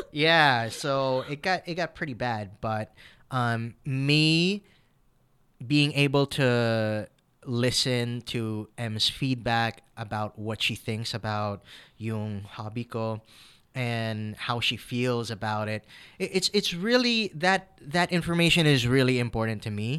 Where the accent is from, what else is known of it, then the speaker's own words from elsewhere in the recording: United States; now in Philippines; I'm Filipino-American